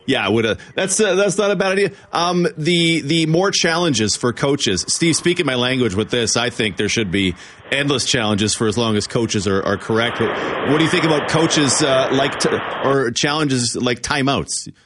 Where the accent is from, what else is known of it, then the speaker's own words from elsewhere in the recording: near Calgary, Alberta, Canada; The Elks are the team of my childhood growing up near Calgary